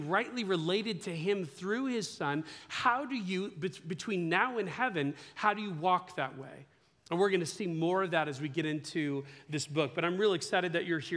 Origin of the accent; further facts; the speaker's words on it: Ukiah, California, United States; We grew up in Ukiah